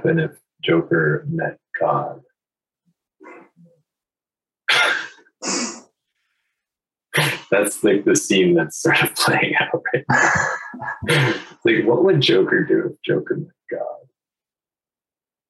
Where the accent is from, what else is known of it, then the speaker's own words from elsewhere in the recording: New Hampshire, United States; because I grew up in New Hampshire